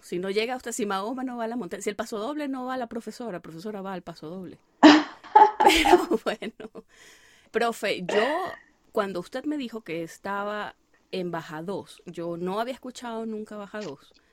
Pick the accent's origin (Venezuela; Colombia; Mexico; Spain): Venezuela; Venezuelan Andes; moved away; yo soy gocha